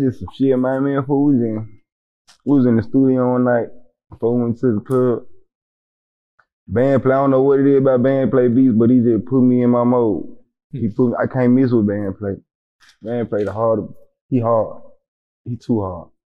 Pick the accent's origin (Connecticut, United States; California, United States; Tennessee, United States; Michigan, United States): Tennessee, United States; Memphis; moved away as an adult; now in Atlanta, United States; South Memphis. On my side, I'm from South Memphis.